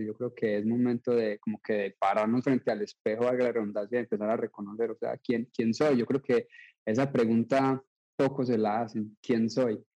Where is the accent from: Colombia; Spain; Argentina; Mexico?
Colombia; now in United States